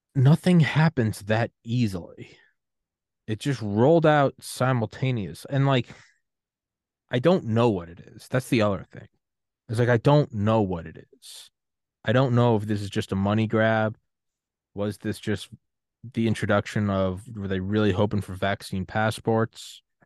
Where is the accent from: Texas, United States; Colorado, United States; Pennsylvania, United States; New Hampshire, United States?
New Hampshire, United States; from New Hampshire